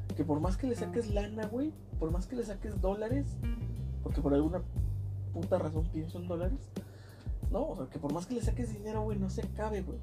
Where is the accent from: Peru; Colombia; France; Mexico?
Mexico; soy mexicano